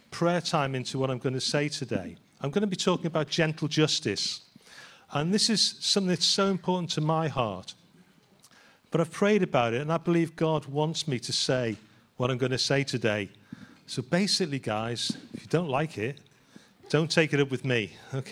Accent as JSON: {"language": "English", "town": "Liverpool", "region": "North West England", "country": "United Kingdom", "said": "being a Scouser"}